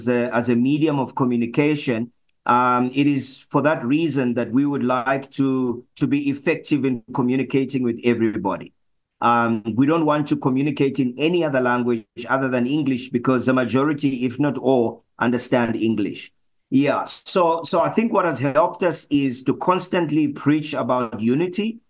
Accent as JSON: {"language": "English", "country": "Zambia", "moved": "as an adult", "lives_now": "Johannesburg, South Africa", "said": "I'm originally from Zambia"}